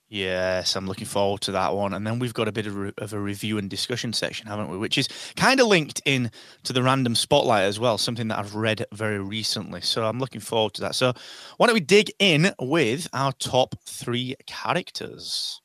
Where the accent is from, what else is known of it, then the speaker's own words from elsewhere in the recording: England, United Kingdom; we're English